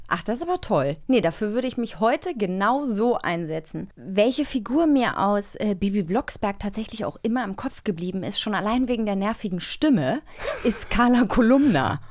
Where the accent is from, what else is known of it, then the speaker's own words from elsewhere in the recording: Rügen, Mecklenburg-Vorpommern, Germany; ich bin auf Rügen aufgewachsen im Osten